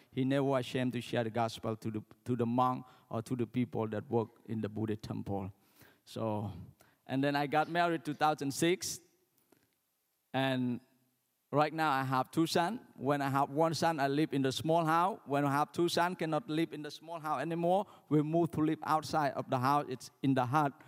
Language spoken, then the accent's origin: English; Cambodia; when we're from Cambodia, we greeting is like